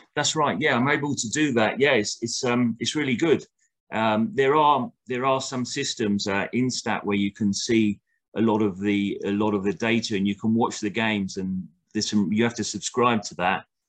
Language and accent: English; United Kingdom; now in Costa Rica; I'm a British coach